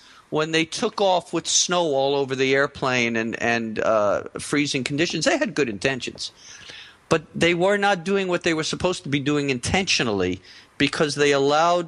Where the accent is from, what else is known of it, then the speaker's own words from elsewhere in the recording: Long Island, New York, United States; moved away; I am a fellow New Yorker. I grew up on Long Island.